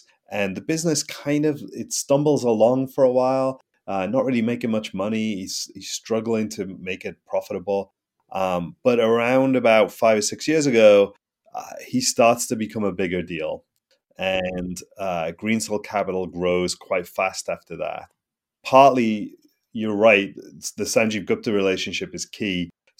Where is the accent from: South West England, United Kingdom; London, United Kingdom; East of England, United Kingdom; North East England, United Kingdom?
North East England, United Kingdom; Newcastle; No, I'm English. I'm from the north of England. I grew up in a place called Newcastle, which is about as far north as you can go in England before you hit Scotland.